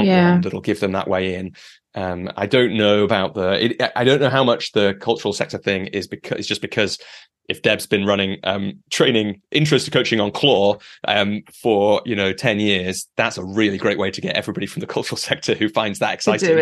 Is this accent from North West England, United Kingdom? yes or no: yes; near Lancaster, North West England, United Kingdom; moved away; I grew up in the countryside near Lancaster